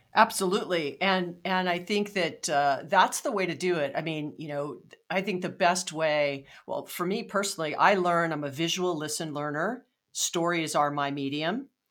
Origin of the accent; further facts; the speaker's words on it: Hawaii, United States; moved away; I'm from Hawaii